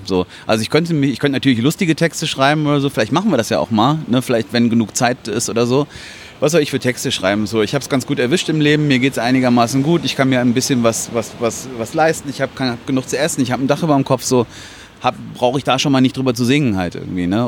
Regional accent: Hilden, North Rhine-Westphalia, Germany; ich komme aus Hilden

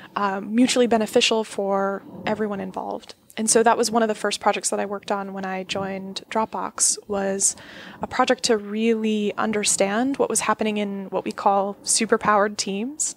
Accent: Florida, United States; I grew up in Florida, which is a totally strange place to grow up

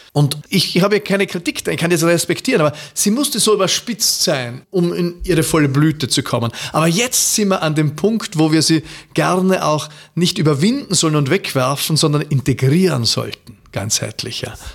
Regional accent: Austria; ich bin verfallen als Österreicher

